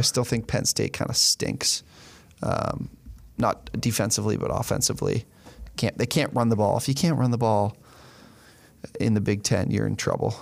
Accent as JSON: {"language": "English", "country": "Canada", "said": "we're Canadian, so we went to Windsor"}